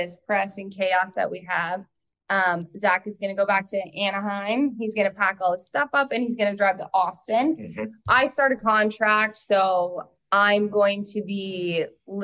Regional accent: Canada; accent: Canadian; now in United States; when a Canadian says

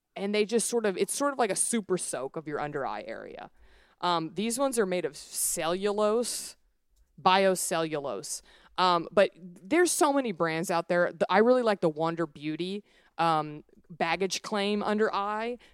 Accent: Dallas, Texas, United States; moved away as an adult; also born or lived in Los Angeles; I grew up in the South, I grew up in Dallas

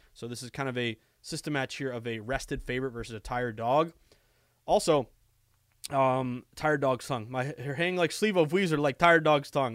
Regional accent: the Berkshires, Massachusetts, United States; moved away as an adult; also born or lived in Burlington, Vermont; now in Boston, United States; where I grew up in the Berkshire

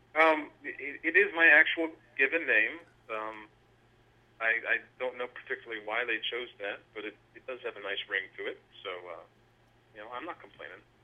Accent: Clayton, New Mexico, United States; I grew up in a small town in the northeast corner of New Mexico called Clayton

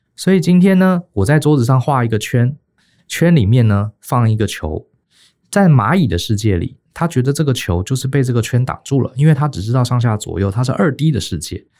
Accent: Taiwan; 我们台湾人

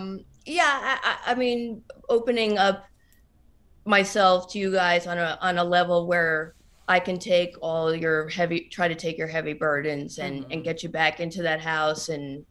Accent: New Jersey, United States; I'm from New Jersey. Everything bothers me.

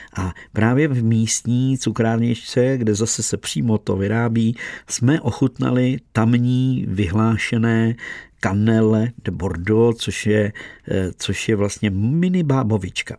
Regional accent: Czechia; jsme Češi

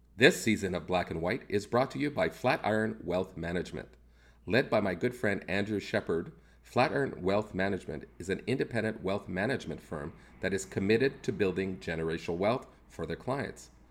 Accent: Canada; as a Canadian

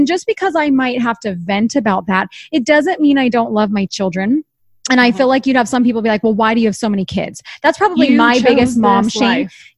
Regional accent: East Coast, United States; And I'm from the East Coast and I don't have family here.

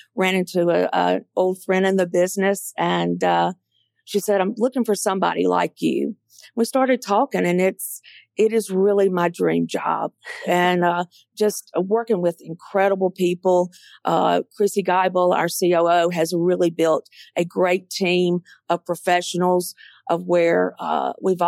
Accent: Mississippi Delta, United States; moved away as an adult; also born or lived in Atlanta; I grew up in the Mississippi Delta, and I love the Mississippi Delta. It's my home.

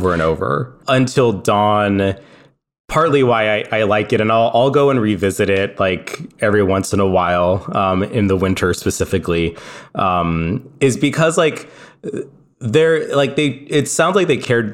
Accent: California, United States; moved away; I'm from California

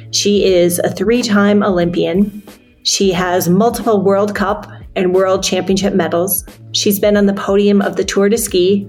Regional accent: Forest Lake, Minnesota, United States; I'm from Forest Lake, Minnesota. So our high schools were rivals

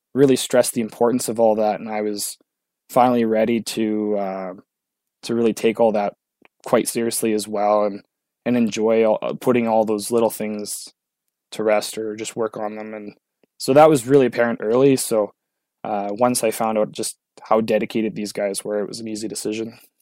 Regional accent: Sudbury, Ontario, Canada; I'm from Sudbury, it's not that far down the road

